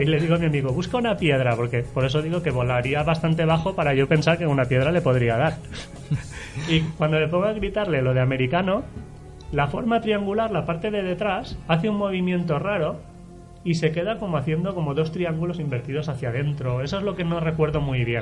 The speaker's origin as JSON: {"language": "Spanish", "town": "Alberic", "region": "Valencian Community", "country": "Spain", "tie": "born or raised there", "moved": "as an adult", "lives_now": "Alzira, Spain", "said": "yo soy de Alberique, pero llevo viviendo muchos años ahora ya en Alcira"}